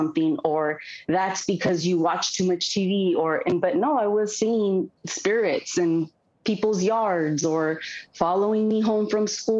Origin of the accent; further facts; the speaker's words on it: Oxnard, California, United States; moved away as an adult; also born or lived in Ventura, California; now in Los Angeles, United States; So I was born in Ventura, California, but I'm from Oxnard, which is an hour north from here, an hour north from Los Angeles